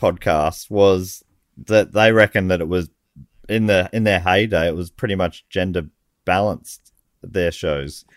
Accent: Moorabbin, Victoria, Australia; I grew up in Moorabbin.

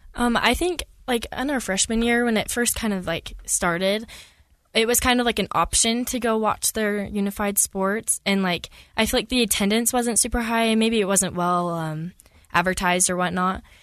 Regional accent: Millville, Utah, United States; I grew up in Millsville, Utah

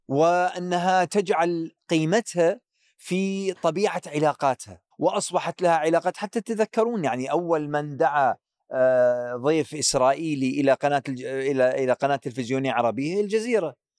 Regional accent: Iraq; كعراقي، كعراقي

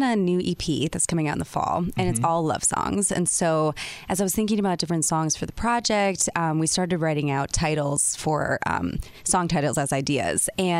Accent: Milwaukee, Wisconsin, United States; accent: Wisconsin; now in Los Angeles, United States; I was born in Story Hill neighborhood, mm-hmm. and then I grew up on 84th and Blue Mount.

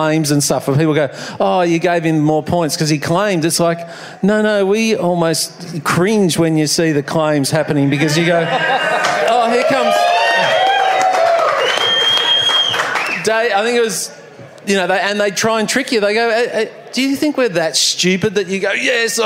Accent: Frankston, Victoria, Australia; I'm from Frankston

